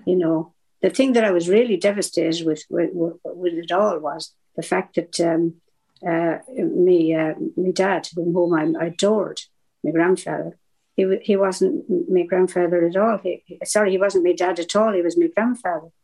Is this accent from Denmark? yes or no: no; southeast Ireland, Ireland; also born or lived in Cork; now in Manchester, United Kingdom; I'm from Ireland. I'm from yeah. the Southern Ireland, southeast. I was oh. bred, born, and raised by the sea on the coast